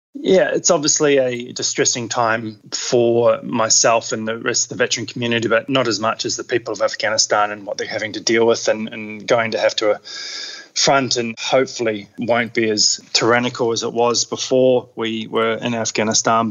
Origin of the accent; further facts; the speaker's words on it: Queenstown, Otago, New Zealand; now in Australia; I grew up in New Zealand in Queenstown, so had um, pretty adventurous upbringing.